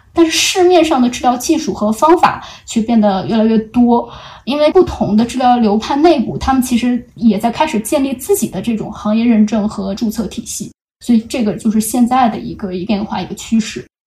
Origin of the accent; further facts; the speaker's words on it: China; 我们中国人期望的那种，嗯，理想的对话者的这样子的一个角色